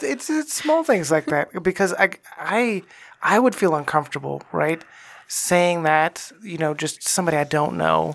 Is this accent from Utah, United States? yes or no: no; Texas, United States; I grew up in Texas